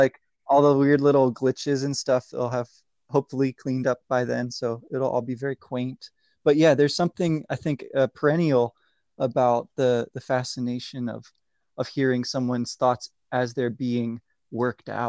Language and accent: English; Maryland, United States; moved away as an adult; also born or lived in Boston / Uruguay; I'm from Maryland